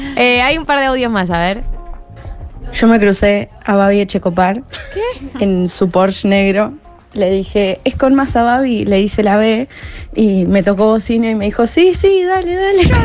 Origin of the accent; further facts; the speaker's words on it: Martínez, Buenos Aires Province, Argentina; Yo soy eh, de Martínez y él también